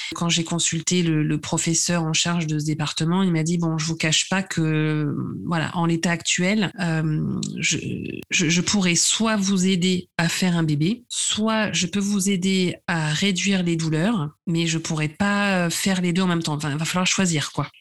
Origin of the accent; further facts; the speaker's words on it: Nice region, Provence-Alpes-Côte d'Azur, France; moved away as an adult; also born or lived in Paris; j'habite à Nice, euh, dans le sud de la France. je suis revenue, on va dire, dans ma région d'origine après avoir passé 15 ans à Paris.